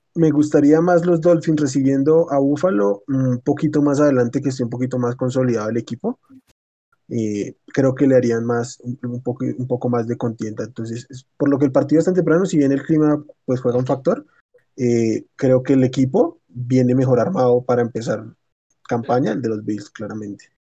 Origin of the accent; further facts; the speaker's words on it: Colombia; acá en Colombia